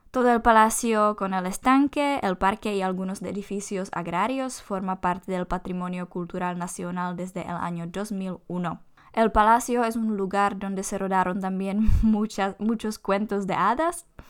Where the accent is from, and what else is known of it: Czechia